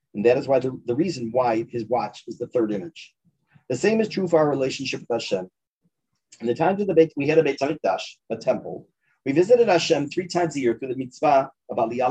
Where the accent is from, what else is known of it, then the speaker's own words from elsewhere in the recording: Chicago, Illinois, United States; I grew up in Chicago, much of my family, including my maternal grandparents, lived in Toronto